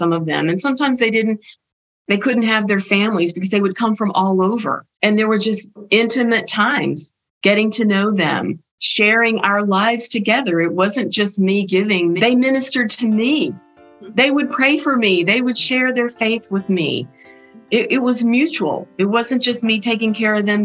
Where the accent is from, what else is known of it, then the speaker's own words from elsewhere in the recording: Belmont, North Carolina, United States; I grew up in Belmont, North Carolina, a tiny little village outside of Burlington